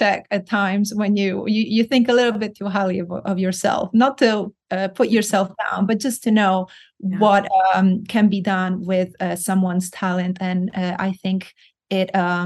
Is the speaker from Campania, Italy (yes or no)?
no; Florence, Tuscany, Italy; moved away as an adult; also born or lived in Rome; I am Italian from Florence, born and raised.